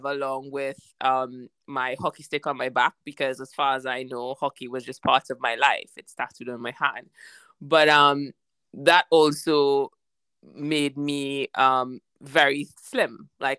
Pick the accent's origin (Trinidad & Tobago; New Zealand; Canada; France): Trinidad & Tobago; moved away as an adult; also born or lived in Barbados / London; growing up, I was born in Trinidad. My mom's from Barbados, and I went to about 4 to 5 different primary schools and secondary schools.